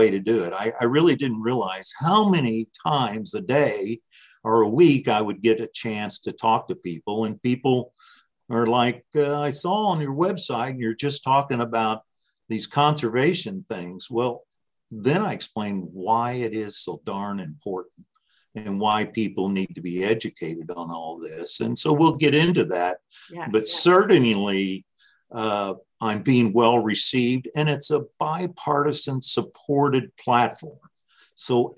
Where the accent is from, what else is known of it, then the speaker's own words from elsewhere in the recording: Indiana's 8th Congressional District, United States; So I've really lived in the same spot all my life, except being away for college